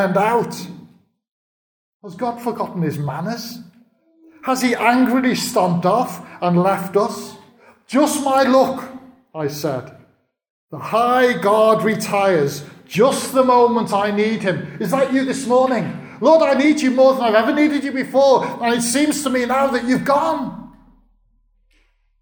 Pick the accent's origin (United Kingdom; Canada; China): United Kingdom; we're very British